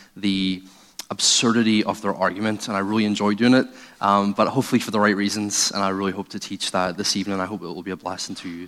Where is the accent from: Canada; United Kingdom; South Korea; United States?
United Kingdom; Northern Ireland; I'm originally from Northern Ireland. I was brought up in a atheist home.